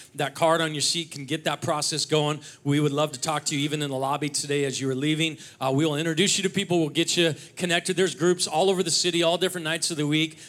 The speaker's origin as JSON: {"language": "English", "town": "Seattle", "region": "Washington", "country": "United States", "tie": "born or raised there", "moved": "as an adult", "lives_now": "North Idaho, United States", "said": "I grew up in the Seattle area"}